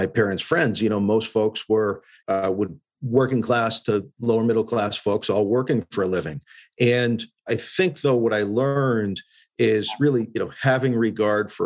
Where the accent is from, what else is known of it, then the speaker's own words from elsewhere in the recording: Western Massachusetts, United States; Growing up in Western Mass, you know, my mom was a nurse